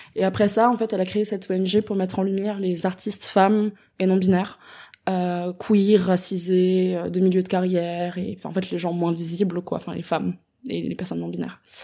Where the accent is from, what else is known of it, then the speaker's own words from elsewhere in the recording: Strasbourg, Grand Est, France; moved away as an adult; now in Paris, France; je suis née, j'ai grandi à Strasbourg jusqu'à mes 18 ans.